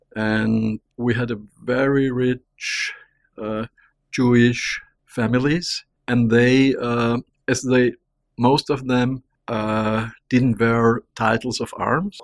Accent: Vienna, Austria; I'm from Vienna, I'm a little Viennese, I was born there.

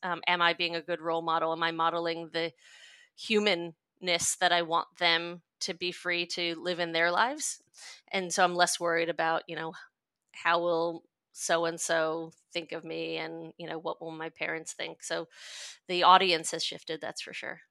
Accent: New York, United States; moved away as an adult; also born or lived in California; now in Australia; I'm a New Yorker, born and bred, and lived there until I was eighteen

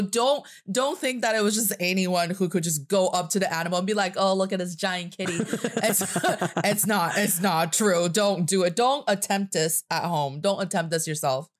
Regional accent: China; I am from China, and I'm speaking to you from Beijing, China.

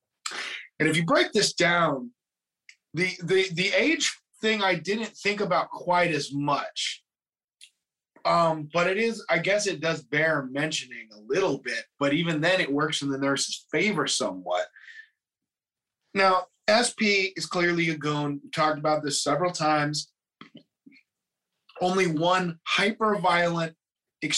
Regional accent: United States; I'm American

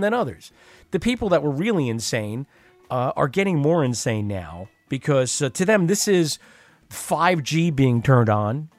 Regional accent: Long Island, New York, United States; moved away; I grew up on Long Island

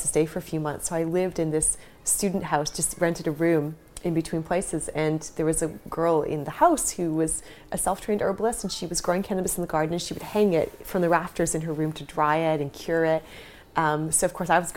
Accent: Canada; moved away as an adult; also born or lived in Toronto / Vancouver / Bali; now in London, United Kingdom; growing up in Canada

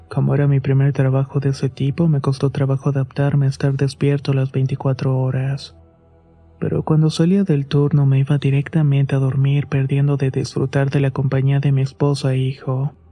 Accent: Chimalhuacán, State of Mexico, Mexico; soy del municipio de Chamalhuacán en el Estado de México.

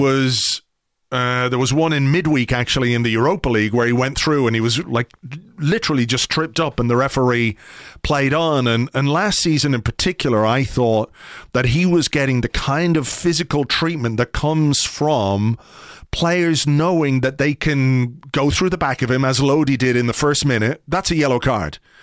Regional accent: Ireland

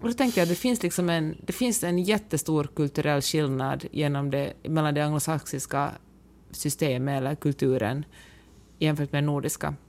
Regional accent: Finland; moved away as an adult; now in California, United States; hemma i Finland

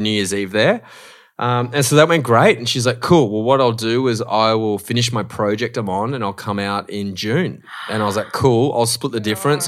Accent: Australia; moved away as an adult; now in Los Angeles, United States; I'm an Australian host

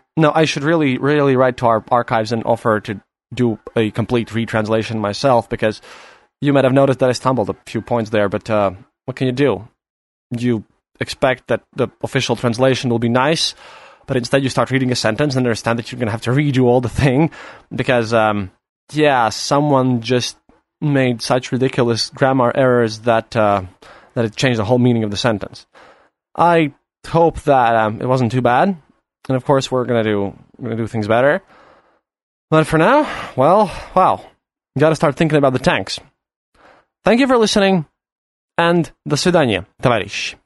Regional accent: Latvia

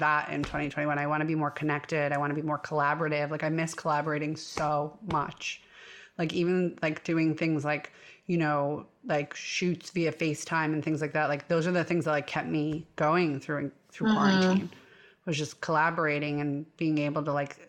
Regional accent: New York, United States; being a New Yorker

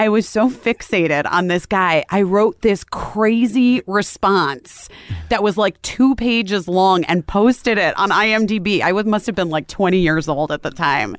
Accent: Scottsdale, Arizona, United States; also born or lived in Oak Park, Illinois; we moved to Arizona

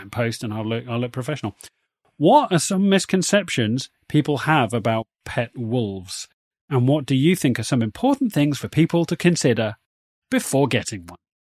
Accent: United Kingdom; accent: posh British; our very posh British accents

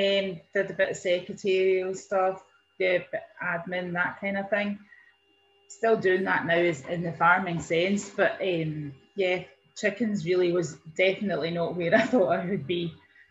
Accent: Ayrshire, Scotland, United Kingdom; moved away as an adult; now in Drymen, United Kingdom; Well, I'm originally from Ayrshire, born and brought up in a beef and sheep farm with mum and dad

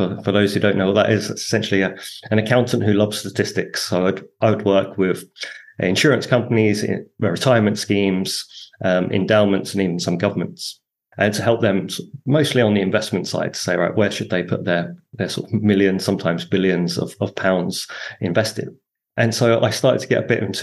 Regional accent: Harlow, East of England, United Kingdom; moved away as an adult; also born or lived in Hong Kong / Hoi An, Vietnam; I grew up in Harlow in Essex

